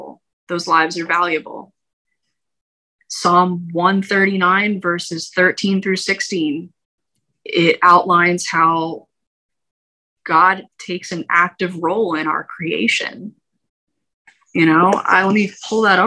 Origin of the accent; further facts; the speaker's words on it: United States; we as American citizens